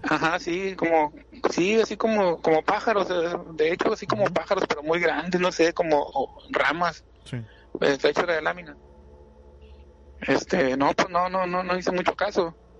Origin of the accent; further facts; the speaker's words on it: Monterrey, Nuevo León, Mexico; soy de acá de Monterrey